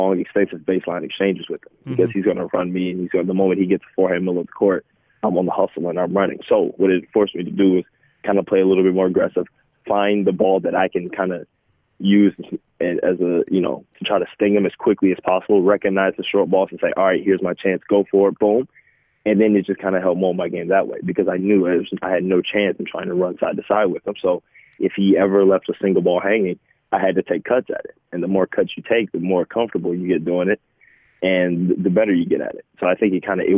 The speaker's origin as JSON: {"language": "English", "town": "Atlanta", "region": "Georgia", "country": "United States", "tie": "born or raised there", "said": "growing up in Atlanta"}